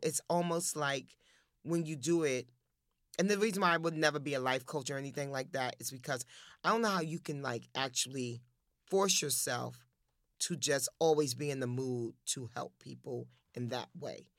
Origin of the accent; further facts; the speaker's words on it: New York City, New York, United States; I'm from Harlem